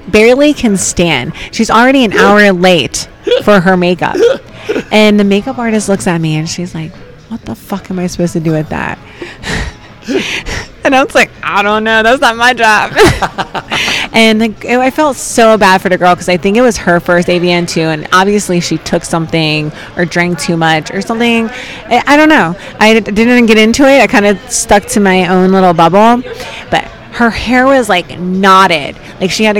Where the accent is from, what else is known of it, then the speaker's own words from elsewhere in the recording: New Jersey, United States; I'm from South Jersey